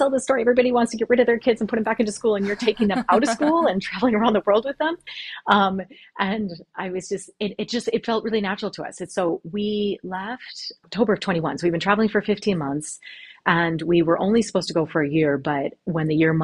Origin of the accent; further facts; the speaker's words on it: Lake Superior, Wisconsin, United States; moved away as an adult; also born or lived in Minnesota / Argentina / Gloucester; now in Ireland; I'm originally from Lake Superior, straddling two states that a friend of mine affectionately calls Minnesconsin. So we lived in Wisconsin and went to school in Minnesota.